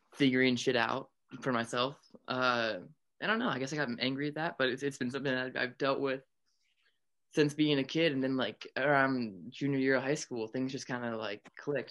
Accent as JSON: {"language": "English", "town": "Pittsburgh", "region": "Pennsylvania", "country": "United States", "tie": "born or raised there", "moved": "yes", "said": "right now I'm at my hometown. I'm in Pittsburgh"}